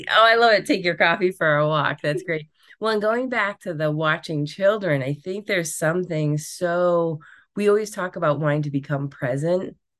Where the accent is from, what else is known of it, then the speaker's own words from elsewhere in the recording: Rhode Island, United States; I grew up in Rhode Island